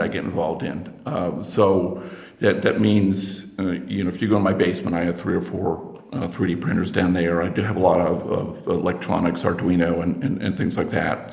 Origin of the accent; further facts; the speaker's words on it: United States; accent: American; also born or lived in Princeton, New Jersey; because you can tell from my accent, I'm, I'm American